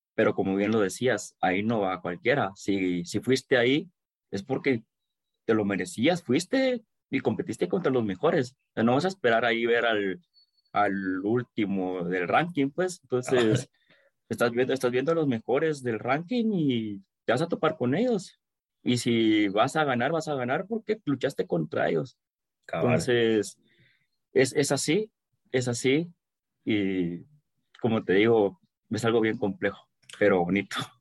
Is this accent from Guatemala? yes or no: yes; Guatemala; Como buen chapín.